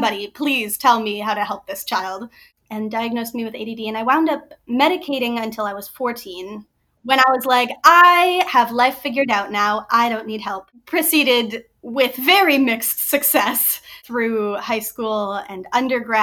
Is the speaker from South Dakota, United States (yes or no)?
yes; Springfield, South Dakota, United States; now in Ames, United States; I'm originally from Springfield, South Dakota. Grew up in a tiny, tiny little town on the edge of the river, which was great. But I live in Ames, Iowa now.